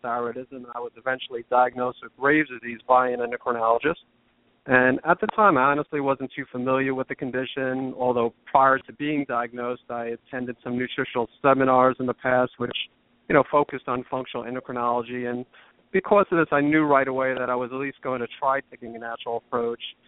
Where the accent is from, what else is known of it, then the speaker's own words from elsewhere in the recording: New York area, United States; moved away; also born or lived in the South (US); originally from the New York area